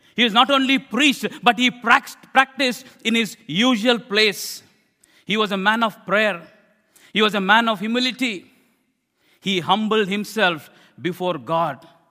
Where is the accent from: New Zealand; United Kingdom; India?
India; I'm an Indian preacher.